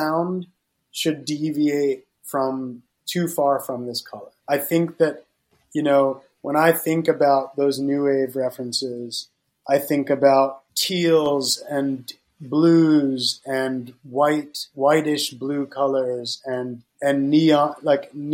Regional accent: Florida, United States; growing up in Florida

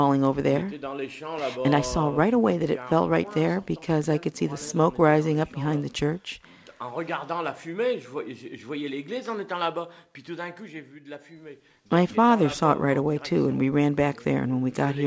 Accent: United States; now in France; I'm an American

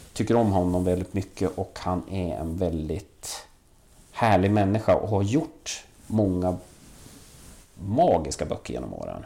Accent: Valbo, Gävleborg County, Sweden; also born or lived in Vällingby, Stockholm; now in Stockholm, Sweden; Jag växte upp i Valbo där, där man väldigt tidigt byggde ett, ett köpcentrum

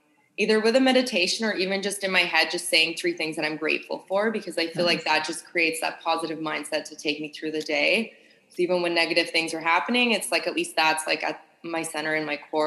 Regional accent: Sydney, New South Wales, Australia; moved away; I grew up in Australia and Sydney.

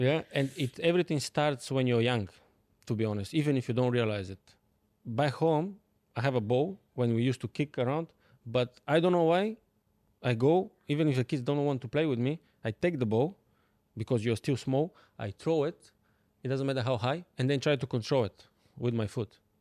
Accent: Bulgaria; English is a second language; moved away as an adult; now in London, United Kingdom; I'm coming from Bulgaria. Like, yeah. small country

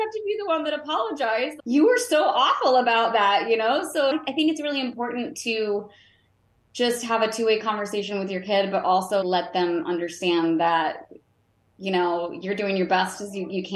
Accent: Roanoke, Virginia, United States; I'm from Roanoke, Virginia originally

